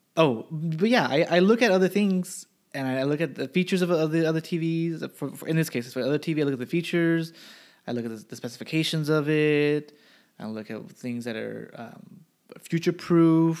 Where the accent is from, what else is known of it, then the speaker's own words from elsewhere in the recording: United States; I'm American.